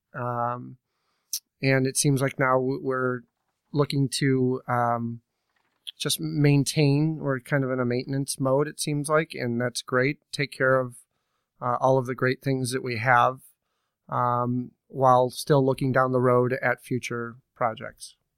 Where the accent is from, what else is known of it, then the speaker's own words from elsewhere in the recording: Naperville, Illinois, United States; growing up in Naperville